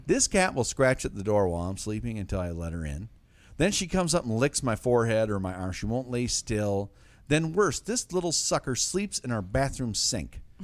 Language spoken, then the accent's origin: English; Detroit, Michigan, United States; my hometown Detroit Lions